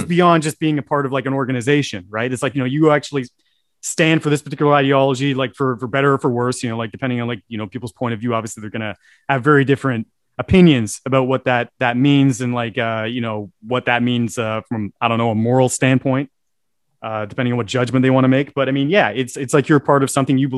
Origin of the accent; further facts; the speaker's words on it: Guelph, Ontario, Canada; I'm actually from Guelph